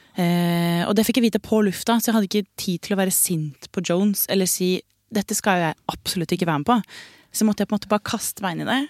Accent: Stokke, Vestfold, Norway; moved away; Det er Stokke. det er Stokke Hele familien til mamma er derfra. Jeg har vokst opp

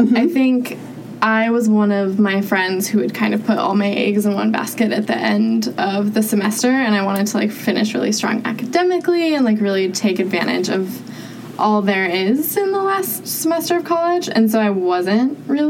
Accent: Utah, United States; moved away as an adult; I'm from Utah. Very conservative, like not great public transportation, like hard to get around unless you like live in the city.

